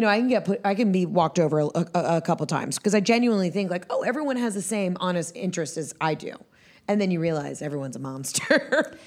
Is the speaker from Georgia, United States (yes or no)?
yes; Atlanta, Georgia, United States; also born or lived in Johns Creek, Georgia; I'm from Atlanta, Atlanta